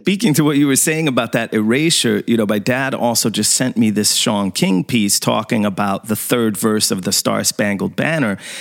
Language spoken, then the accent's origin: English; Sweden; I grew up in Sweden, you know, and going to an all white school and everything